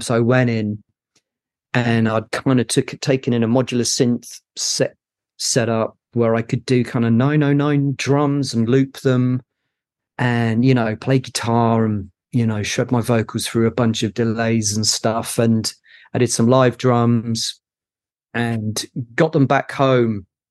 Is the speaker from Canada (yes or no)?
no; Cambridge, East of England, United Kingdom; I'm from Cambridge